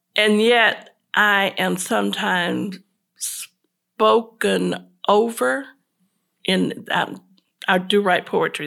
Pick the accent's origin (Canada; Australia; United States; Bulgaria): United States; Tampa, Florida; moved away as an adult; now in Charlotte, United States; I'm originally from Tampa, Florida